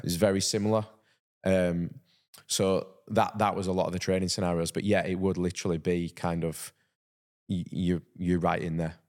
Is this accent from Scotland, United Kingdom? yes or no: no; Halifax, Yorkshire and the Humber, United Kingdom; growing up in Halifax and playing rugby league